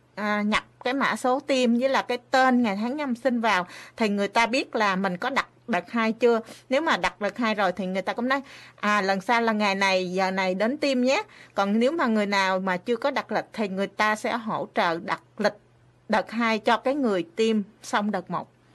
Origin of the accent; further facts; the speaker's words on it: Vietnam; now in Japan; mình là người Việt Nam